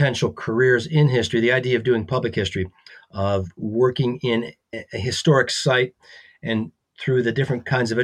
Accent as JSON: {"language": "English", "town": "Grosse Pointe Woods", "region": "Michigan", "country": "United States", "tie": "born or raised there", "also_born_or_lived": "Mackinac Island, Michigan", "said": "Born and raised in Michigan, I grew up in Grosse Pointe Woods"}